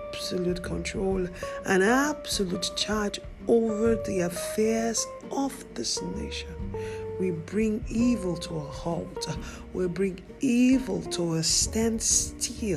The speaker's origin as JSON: {"language": "English", "country": "Nigeria", "said": "our nation, Nigeria? That's my home country."}